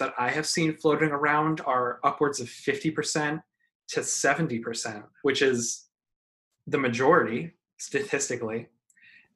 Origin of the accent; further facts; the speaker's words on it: Pennsylvania, United States; moved away; I'm originally from Pennsylvania, and that's where I'll be voting this election